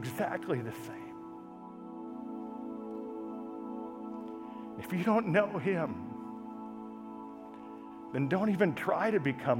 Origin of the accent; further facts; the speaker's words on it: United States; as American Christians